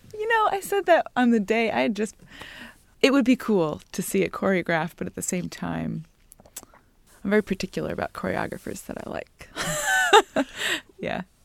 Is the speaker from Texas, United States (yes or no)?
no; Greenville, North Carolina, United States; I grew up in Greenville, North Carolina